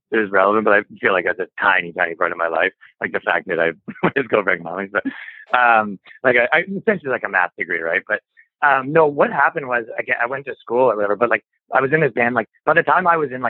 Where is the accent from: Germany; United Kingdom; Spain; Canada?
Canada; I'm from Canada